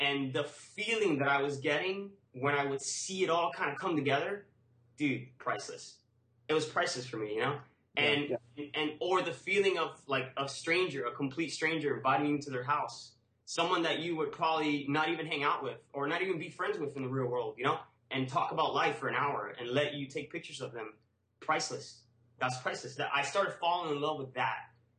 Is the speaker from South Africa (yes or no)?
no; Cuba; now in United States; I grew up, I was born in Cuba and I came to the U.S. in the Maria.